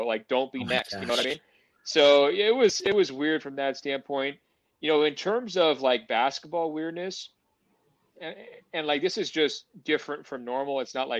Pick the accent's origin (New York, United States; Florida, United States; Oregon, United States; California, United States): Oregon, United States; I'm from Oregon.